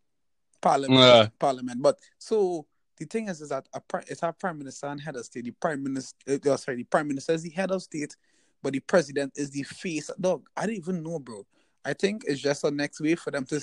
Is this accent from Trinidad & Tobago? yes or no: yes; Trinidad & Tobago; accent: Trinidad; moved away; growing up in Trinidad